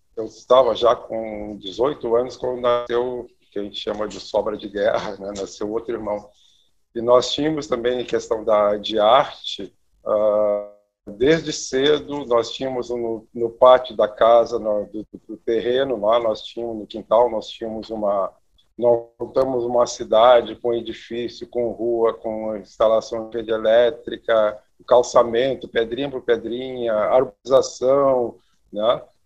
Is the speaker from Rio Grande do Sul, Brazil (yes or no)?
yes; Santa Maria, Rio Grande do Sul, Brazil; sou natural de Santa Maria, interior aqui do, do, do, do estado